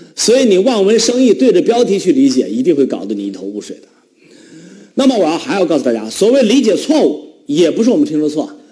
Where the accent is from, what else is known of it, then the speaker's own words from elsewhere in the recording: Northeast China, China; accent: Northeastern dialect; 我们东北话